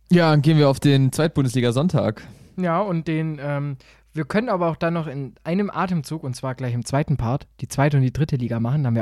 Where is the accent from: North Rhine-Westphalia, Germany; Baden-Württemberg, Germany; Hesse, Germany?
Baden-Württemberg, Germany; Stuttgart; ich sage als Stuttgarter Dankeschön, ganz ehrlich.